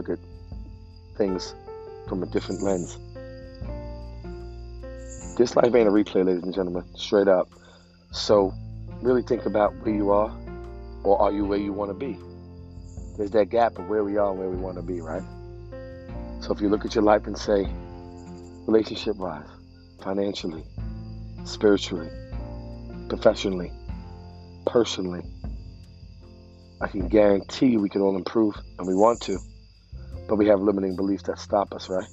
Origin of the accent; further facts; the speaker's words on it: New York City, New York, United States; moved away as an adult; also born or lived in Bensonhurst, Brooklyn; now in New Jersey, United States; I grew up in the Sheepshead Bay projects for 20 years of my life, and moved to Bensonhurst. Now I live in Jersey